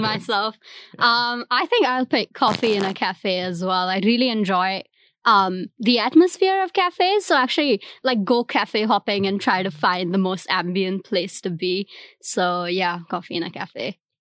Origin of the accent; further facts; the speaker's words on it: India; first language Hindi; English is a second language; now in Singapore; I'm from India